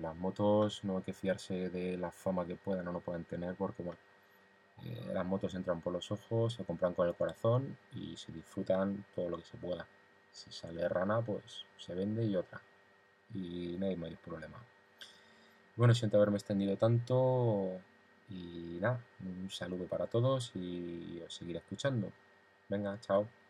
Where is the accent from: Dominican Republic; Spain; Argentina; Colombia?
Spain; Madrid, Community of Madrid; como decimos en la capital, eh, soy de aquí, de Madrid